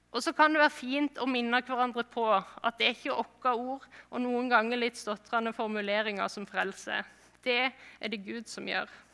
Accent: Flekkefjord, Agder, Norway; moved away; jeg kommer fra Flekkefjord

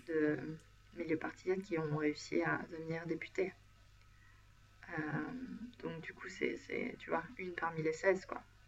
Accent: France; now in Sweden; moi je suis française

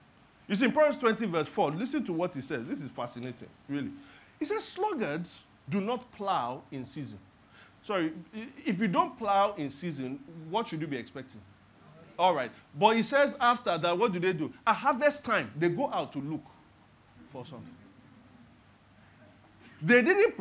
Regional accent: Lagos, Nigeria; I was born and raised in Lagos.

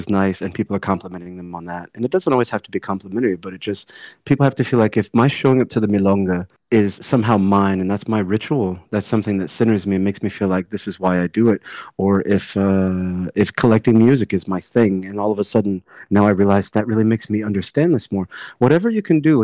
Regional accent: Atlanta, Georgia, United States; my hometown, in Atlanta.

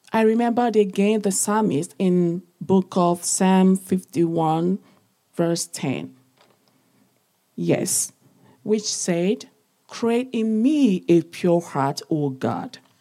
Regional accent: eastern Nigeria, Nigeria; now in London, United Kingdom; I was born, I'm from Nigeria, Africa, the eastern part of the country

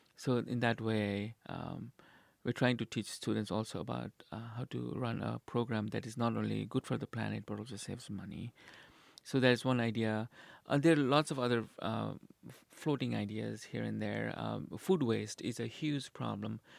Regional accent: Nepal; moved away as an adult; now in Nebraska, United States; I'm originally from Nepal

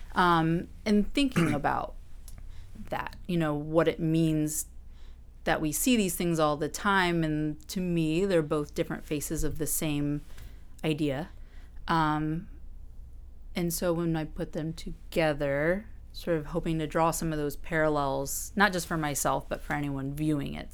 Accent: Orange, Virginia, United States; moved away as an adult; now in Washington, D.C., United States; I am from Virginia originally. Um, pretty, I'd say about two hours outside of Washington, D C, in Orange, which is a much more rural

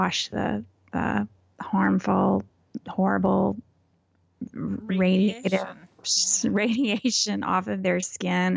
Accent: Texas, United States; I'm so Texan

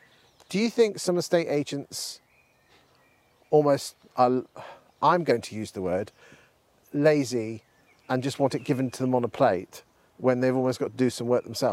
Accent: Lincolnshire, East Midlands, United Kingdom; I come from Lincolnshire.

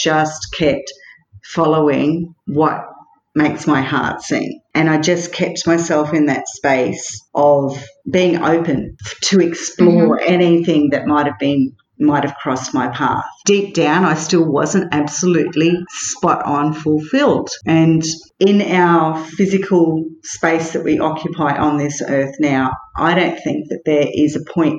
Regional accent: Mossman, Queensland, Australia; moved away as an adult; also born or lived in London; Mossman, my hometown

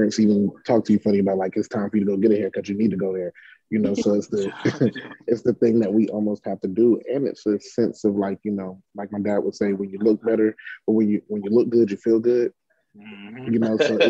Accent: Passaic, New Jersey, United States; moved away; I'm from Passaic

